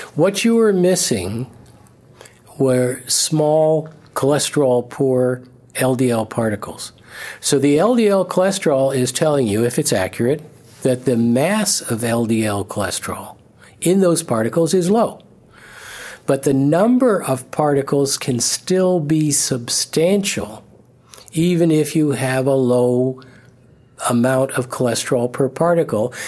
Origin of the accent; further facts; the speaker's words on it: Canada; I'm a Canadian